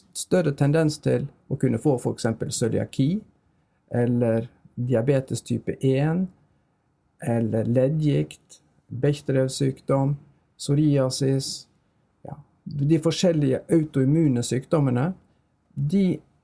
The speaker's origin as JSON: {"language": "Norwegian", "town": "Bergen", "region": "Vestland", "country": "Norway", "tie": "born or raised there", "accent": "Bergen dialect", "moved": "as an adult", "said": "jeg er oppvokst i Bergen, jeg har gått alle mine skoleår i Bergen"}